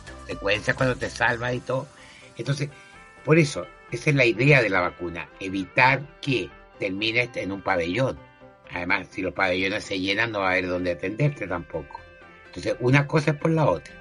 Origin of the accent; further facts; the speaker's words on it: Chile; así somos los chilenos